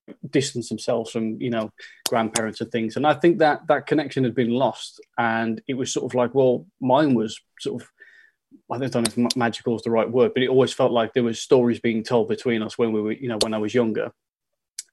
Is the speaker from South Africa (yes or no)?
no; the Midlands, England, United Kingdom; moved away; where I'm from, I'm from the Midlands